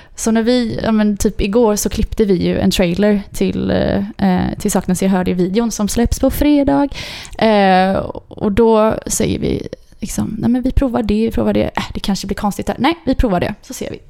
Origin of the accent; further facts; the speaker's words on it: Mölndal, Västra Götaland, Sweden; jag är eh, född och uppvuxen i Mölndal